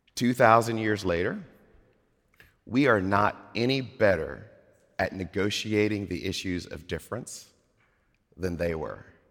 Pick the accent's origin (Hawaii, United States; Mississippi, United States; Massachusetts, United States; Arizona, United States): Mississippi, United States; moved away; I grew up in Mississippi